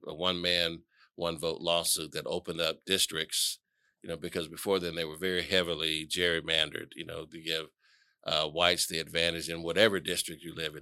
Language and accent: English; Atlanta, Georgia, United States; I was born and raised here in Atlanta